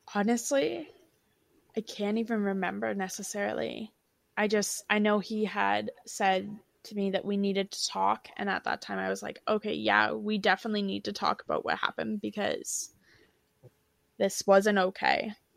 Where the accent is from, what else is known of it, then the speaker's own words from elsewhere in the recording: Ontario, Canada; I'm from Ontario, Canada